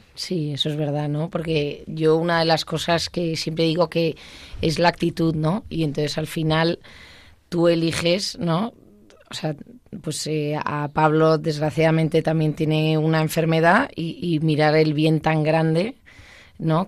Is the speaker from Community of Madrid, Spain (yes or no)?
no; Basque Country, Spain; como buena vasca